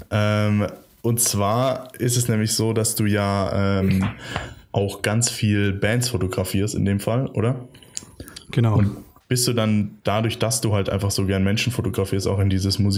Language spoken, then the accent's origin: German; Garmisch-Partenkirchen, Bavaria, Germany; also born or lived in Italy; now in Munich, Germany; Nee, ich bin eigentlich aus Garmisch.